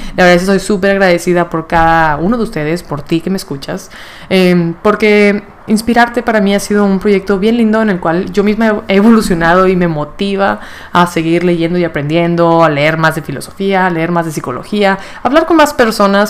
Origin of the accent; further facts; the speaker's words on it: Monterrey, Nuevo León, Mexico; moved away as an adult; also born or lived in Mexico City; regresé aquí a Monterrey